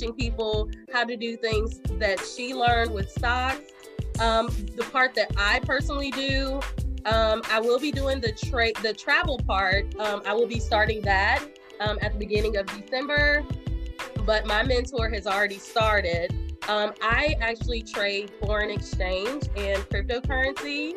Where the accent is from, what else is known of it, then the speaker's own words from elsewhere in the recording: Winston-Salem, North Carolina, United States; also born or lived in Virginia; now in Marietta, United States; North Carolina, preferably Winston-Salem, my hometown